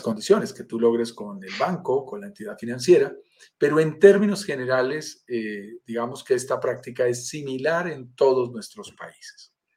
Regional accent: Colombia; accent: Colombian; estoy en Colombia, sentirás por mi acento, soy colombiano

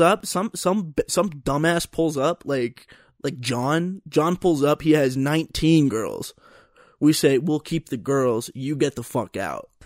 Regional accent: Pennsylvania, United States; moved away as an adult; now in Colorado, United States; And so I'm from Pennsylvania.

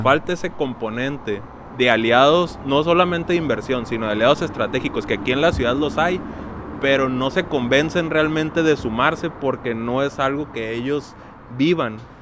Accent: Mexico; como, como mexicanos

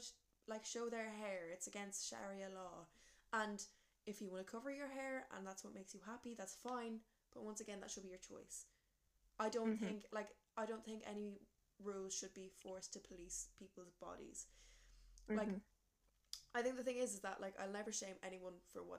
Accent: Ireland; we as like an Irish society

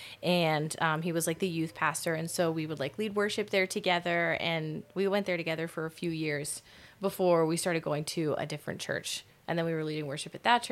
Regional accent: Fredericktown, United States; I'm from Fredericktown, from right here

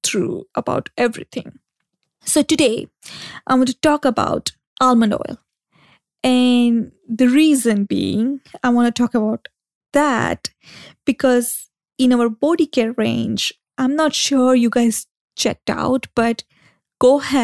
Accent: India

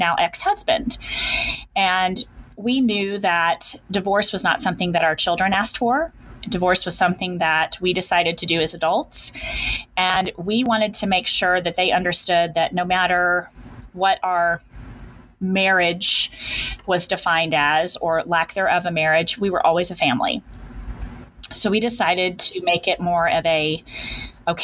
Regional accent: Kansas, United States; I'm a Kansas girl. I have been born and bred in Kansas

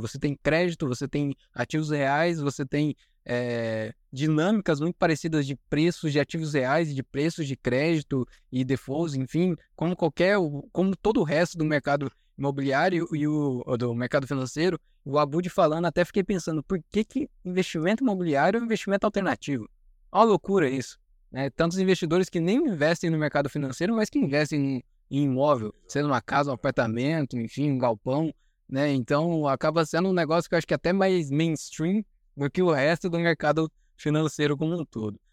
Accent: Maringá, Paraná, Brazil; eu sou de Maringá, no Paraná

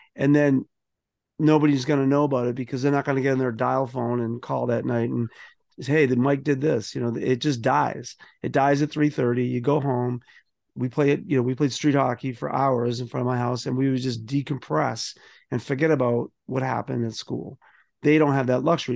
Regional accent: Boston, Massachusetts, United States; I grew up in South Boston

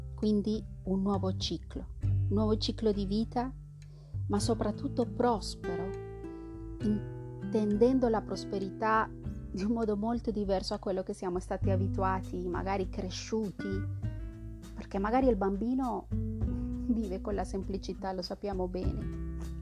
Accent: central Colombia, Colombia; moved away; non, vengo esattamente dall'Amazzonia, vengo dal centro della Colombia

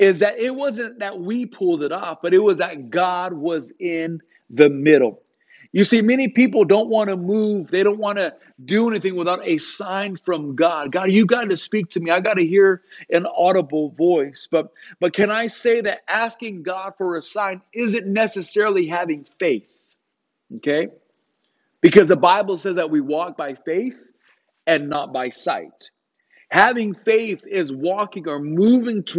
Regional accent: Riverside, California, United States; moved away as an adult; also born or lived in Los Angeles; now in Hattiesburg, United States; That's where I'm from. I was born in Riverside, not too far from where you guys are

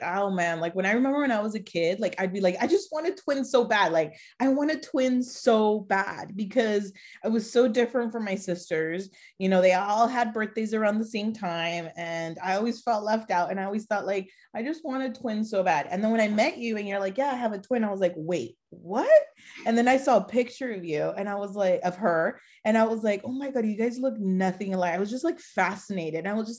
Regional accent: Mexico; born there; I was born in Mexico too.

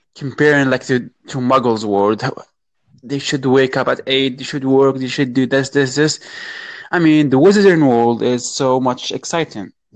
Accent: Morocco; I'm from Morocco

